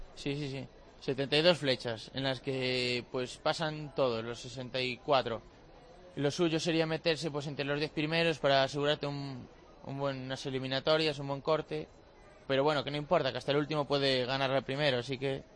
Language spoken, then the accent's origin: Spanish; Cedeira, Galicia, Spain; lugar allí de Cedeira, de mi pueblo